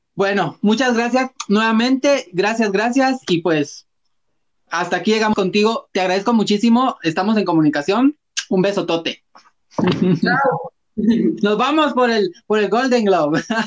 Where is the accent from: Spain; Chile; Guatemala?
Guatemala; como guatemaltecos